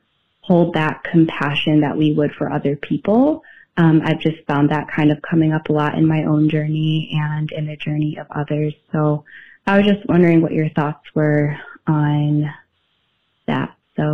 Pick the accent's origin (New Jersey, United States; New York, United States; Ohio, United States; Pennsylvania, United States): New York, United States; Buffalo; I'm from Buffalo, New York.